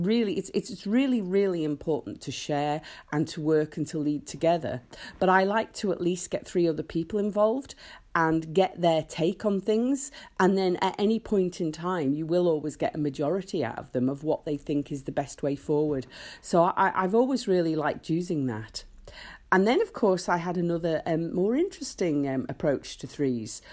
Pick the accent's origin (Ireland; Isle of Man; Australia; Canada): Isle of Man; I was born in the Isle of Man, and our national emblem, the three legs, which is on our flag, you know, is absolutely ingrained in us